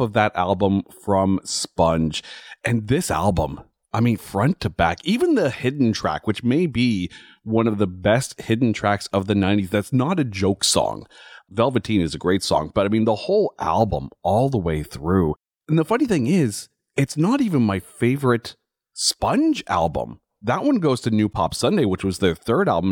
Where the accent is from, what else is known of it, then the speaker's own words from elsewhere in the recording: Ottawa, Ontario, Canada; my hometown of Ottawa